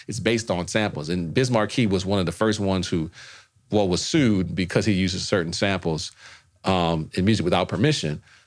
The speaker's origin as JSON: {"language": "English", "town": "New Orleans", "region": "Louisiana", "country": "United States", "moved": "yes", "said": "I'm from New Orleans."}